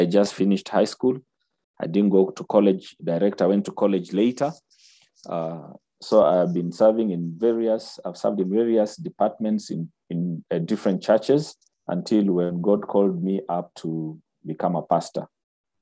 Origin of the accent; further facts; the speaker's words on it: Nairobi, Kenya; I was born and bred in Nairobi